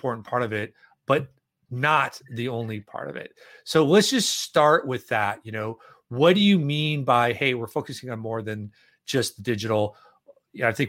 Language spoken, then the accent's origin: English; Minneapolis, Minnesota, United States; right here in my hometown of Minneapolis